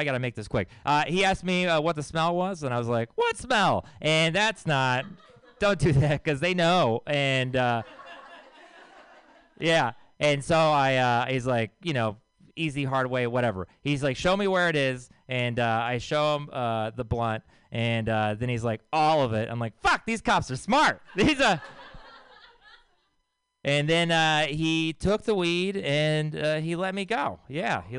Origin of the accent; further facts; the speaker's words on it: Texas, United States; I'm from Texas